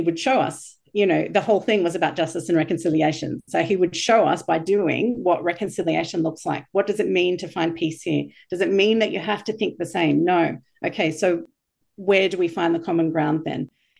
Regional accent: Bethlehem, West Bank, Palestine; So being a minority Christian growing up in Palestine, you know, in Bethlehem, in the place where Jesus was born.

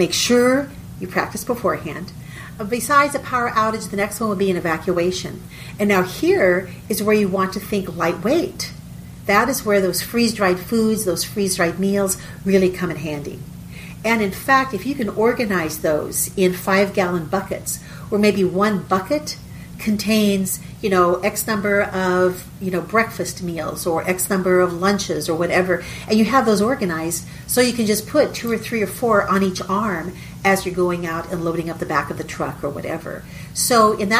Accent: southeast Texas, United States; We live in southeast Texas. We're about 40 minutes northeast of Houston.

